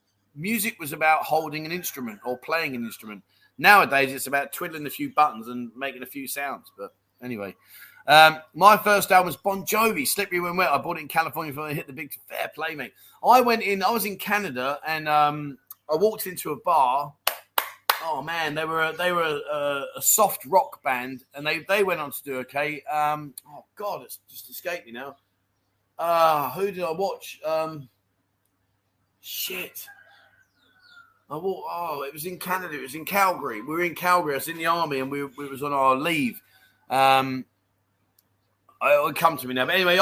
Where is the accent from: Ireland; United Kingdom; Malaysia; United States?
Ireland; Dublin, Leinster; Now, I'm 60. I grew up in Dublin and never heard of them.